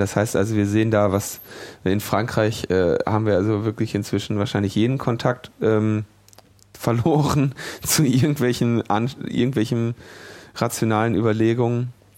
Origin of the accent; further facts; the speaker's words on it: Ruhr area, North Rhine-Westphalia, Germany; ich bin ja im Ruhrgebiet geboren